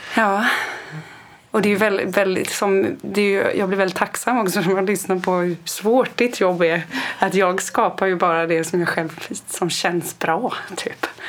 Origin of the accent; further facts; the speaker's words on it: Kalmar County, Sweden; jag är uppväxt på landsbygden på Öland